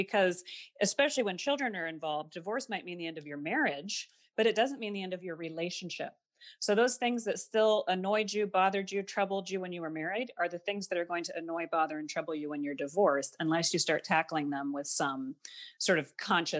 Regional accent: Midwest, United States; I grew up classically in the Midwest. I have two parents. I don't have any brothers or sisters.

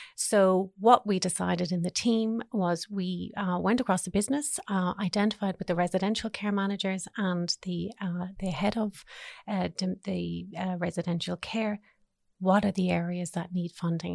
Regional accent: Ireland; now in Australia; us being Irish

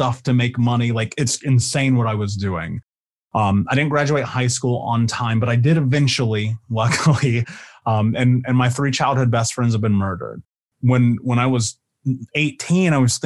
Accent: Indianapolis, Indiana, United States; I grew up in Indianapolis.

